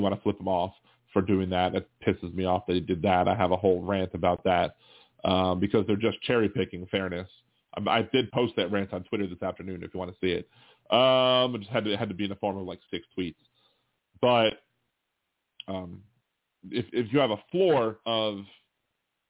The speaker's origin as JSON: {"language": "English", "region": "Maryland", "country": "United States", "tie": "born or raised there", "also_born_or_lived": "Delaware", "moved": "yes", "said": "I'm born in Delaware, but I'm from Maryland. I was raised in Maryland"}